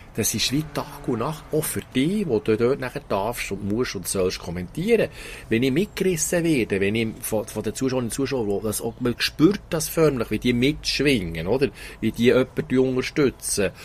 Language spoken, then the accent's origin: German; Thun, Bern, Switzerland; Ich bin in Thun aufgewachsen